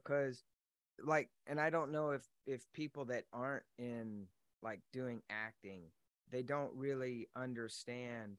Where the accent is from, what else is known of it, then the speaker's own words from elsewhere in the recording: Los Angeles, California, United States; moved away as an adult; now in Texas, United States; I grew up in Los Angeles